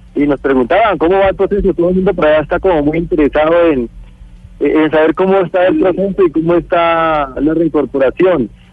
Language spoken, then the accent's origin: Spanish; Colombia; soy colombiano